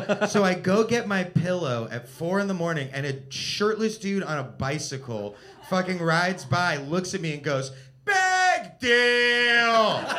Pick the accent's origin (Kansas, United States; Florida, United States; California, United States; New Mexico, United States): California, United States; Los Angeles; I am from Los Angeles